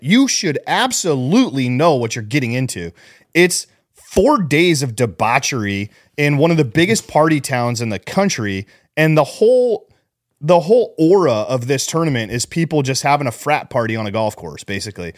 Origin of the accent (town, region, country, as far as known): Scottsdale, Arizona, United States; born or raised there